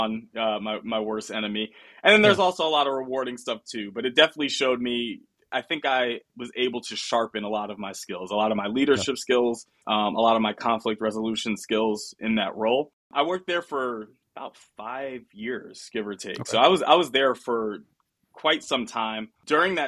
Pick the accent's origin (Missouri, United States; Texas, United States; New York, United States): New York, United States; moved away as an adult; also born or lived in Pennsylvania / Florida; now in Sunnyvale, United States; I'm from New York originally. So leaving school, I went back home